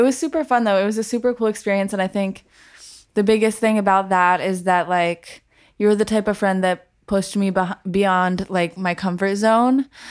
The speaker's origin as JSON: {"language": "English", "town": "Colorado Springs", "region": "Colorado", "country": "United States", "tie": "born or raised there", "also_born_or_lived": "Minnesota / Berkeley", "moved": "yes", "said": "I'm originally from Colorado Springs, Colorado. I was born in Minnesota, but I, I moved to Colorado when I was pretty young, so I consider myself a native."}